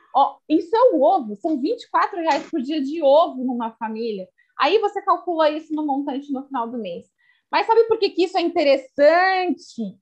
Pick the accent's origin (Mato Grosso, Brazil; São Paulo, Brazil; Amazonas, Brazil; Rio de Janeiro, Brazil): São Paulo, Brazil; Sorocaba; sou daqui da cidade de Sorocaba